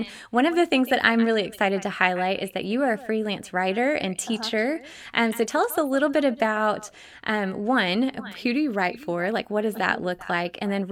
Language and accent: English; Dallas area, Texas, United States; We actually are from very close to where I grew up and where we were, but we totally missed each other because Dallas is so huge